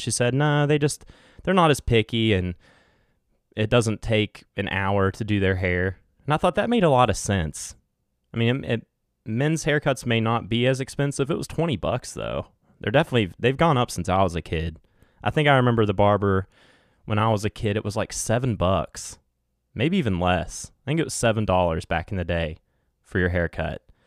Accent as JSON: {"language": "English", "region": "West Virginia", "country": "United States", "accent": "West Virginia twang", "said": "this West Virginia little, uh, what's it called? Twang"}